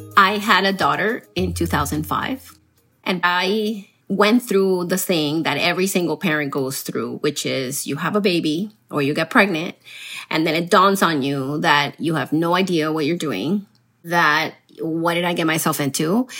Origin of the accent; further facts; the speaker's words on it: Miami, Florida, United States; also born or lived in Colombia; I grew up in Miami, so I'm also a Miami girl